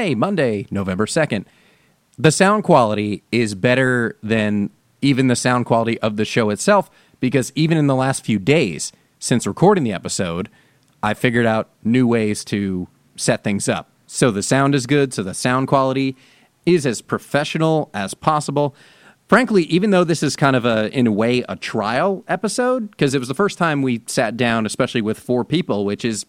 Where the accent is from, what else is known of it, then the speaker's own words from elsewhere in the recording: New Jersey, United States; moved away; when I was growing up in New Jersey